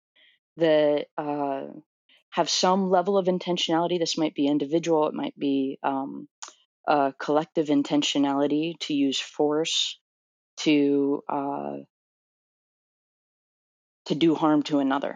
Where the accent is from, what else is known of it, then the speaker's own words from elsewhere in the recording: Orlando, Florida, United States; moved away as an adult; also born or lived in New Jersey; I'm from Orlando, Florida